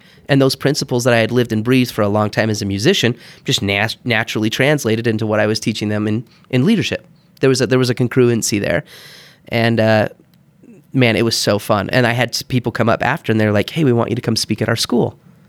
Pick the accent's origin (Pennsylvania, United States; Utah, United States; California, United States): Utah, United States; Heber; also born or lived in Bountiful / Texas / Kansas; So I was born in Bountiful. We grew up a little bit in Texas and Kansas, but man, Heber was there. I think I was there when I was fifth grade on.